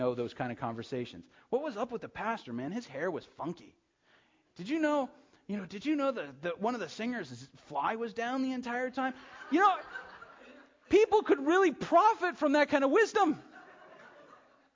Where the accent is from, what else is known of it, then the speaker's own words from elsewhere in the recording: United States; we're American Christians